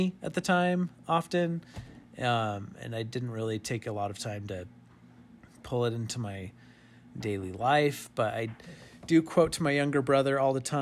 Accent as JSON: {"language": "English", "region": "New Mexico", "country": "United States", "tie": "born or raised there", "moved": "yes", "said": "my home state"}